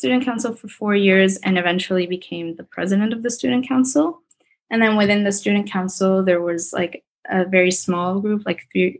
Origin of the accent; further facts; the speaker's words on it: New York City, New York, United States; Since I grew up in New York City, it was kind of nice because our Model UN was at the United Nations headquarters in New York.